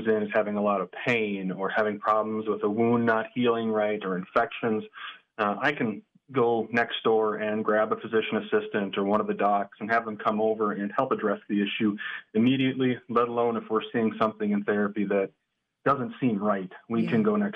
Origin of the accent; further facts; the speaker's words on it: St. Cloud, Minnesota, United States; moved away as an adult; also born or lived in Farmington, New Mexico / Foley, Minnesota; I'm originally from St. Cloud, and then I lived in Farmington, New Mexico for about 3 years